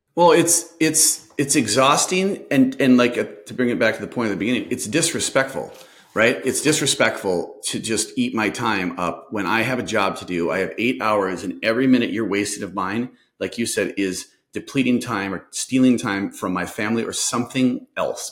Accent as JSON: {"language": "English", "region": "Minnesota", "country": "United States", "said": "I'm from Minnesota, so I had a funny accent to them"}